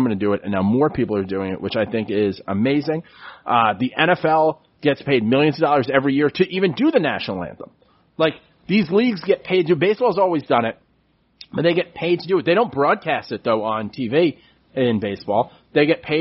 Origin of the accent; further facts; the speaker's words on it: New York City, New York, United States; where I grew up on City Island